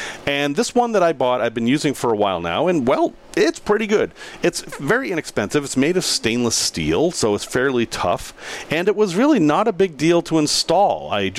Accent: Boston, Massachusetts, United States; accent: Boston; So, I grew up in Boston. And in Boston, we have an accent, and it's a fairly strong accent. And I grew out of it as I moved out of the area and actually worked at changing the way I speak.

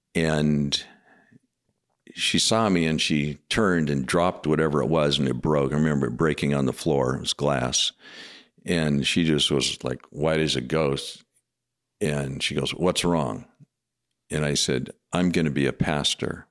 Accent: Washington, United States; moved away as an adult; now in Madison, United States; my hometown

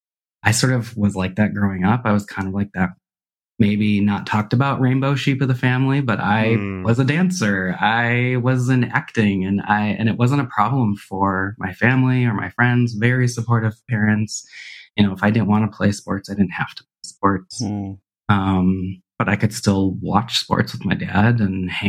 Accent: Burlington, Wisconsin, United States; moved away as an adult; also born or lived in Minnesota; I grew up in Burlington, Wisconsin

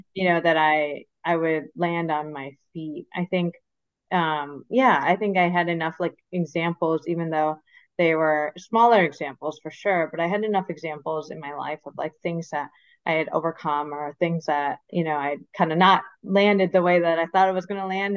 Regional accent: Michigan, United States; moved away as an adult; also born or lived in Philadelphia / New York; I grew up in Michigan, so born and raised in Michigan

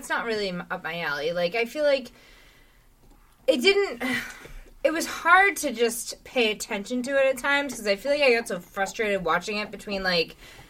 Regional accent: Hyde Park, Massachusetts, United States; And I grew up in Hyde Park.

